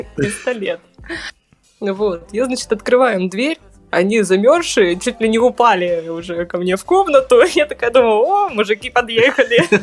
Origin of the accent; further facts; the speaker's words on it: Taishet, Irkutsk Oblast, Russia; Родилась я в городе Тайшете. Это маленький городок в Иркутской области, Восточной ты, Сибири